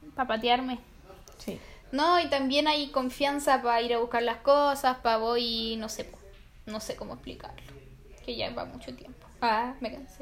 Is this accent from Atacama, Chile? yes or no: yes; Copiapó, Atacama, Chile; Nosotros somos de Copiapox